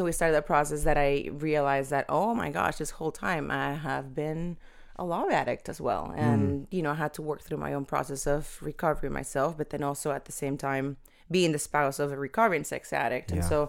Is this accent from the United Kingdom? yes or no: no; Venezuela; born there; So I was born in Venezuela, South America, and PK.